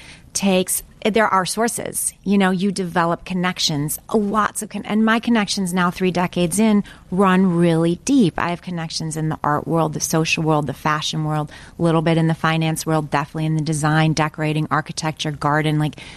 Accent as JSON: {"language": "English", "region": "Midwest", "country": "United States", "said": "because I came from the Midwest. And I could see that I didn't really have any of the things that here, especially on the East Coast, especially back then, that people thought you needed to succeed."}